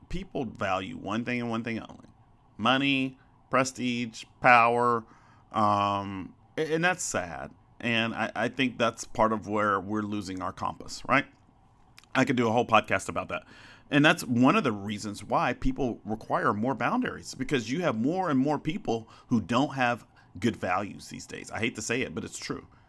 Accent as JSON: {"language": "English", "region": "Arkansas", "country": "United States", "tie": "born or raised there", "also_born_or_lived": "Chicago, Illinois", "said": "I grew up in Arkansas"}